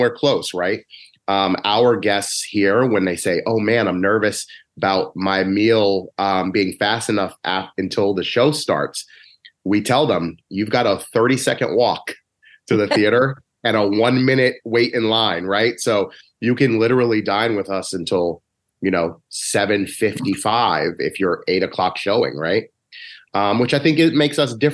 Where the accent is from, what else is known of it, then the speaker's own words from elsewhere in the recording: New York, United States; moved away; also born or lived in New Haven; I'm from New York.